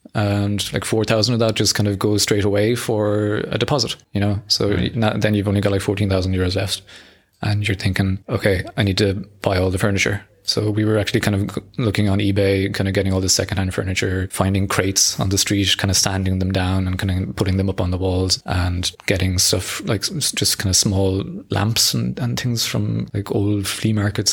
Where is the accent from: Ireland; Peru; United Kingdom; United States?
Ireland; moved away as an adult; I am from Ireland, but I've been here for 15 years, or 15 or 16 years